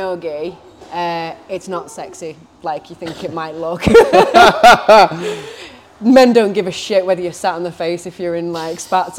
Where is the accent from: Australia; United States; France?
Australia; I'm owning that as well, yeah. I'm Australian.